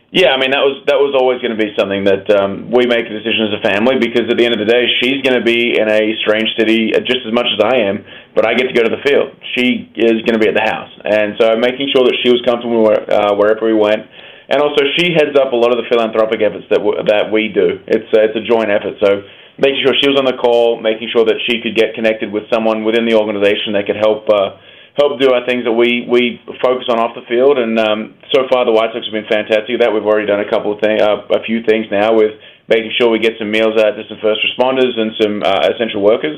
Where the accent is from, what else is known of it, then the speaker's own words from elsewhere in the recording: Australia; moved away; growing up in Australia